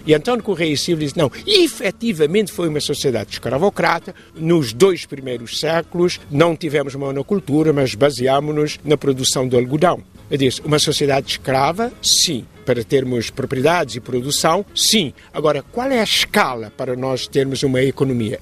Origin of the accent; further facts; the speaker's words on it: Cape Verde; a nossa identidade enquanto cabo-verdiano